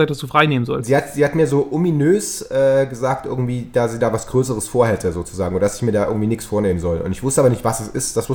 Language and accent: German; Chemnitz, Saxony, Germany; born there; Karl-Marx-Stadt, meine Geburtsstadt, ist die Partnerstadt von Manchester, weil da auch ganz viel äh, Textilindustrie war.